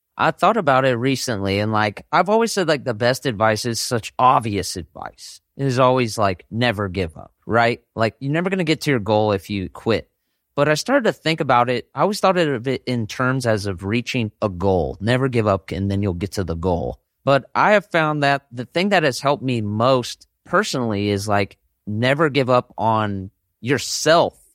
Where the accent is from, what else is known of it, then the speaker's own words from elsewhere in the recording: Bay Area, Northern California, United States; I grew up in Northern California in the Bay Area region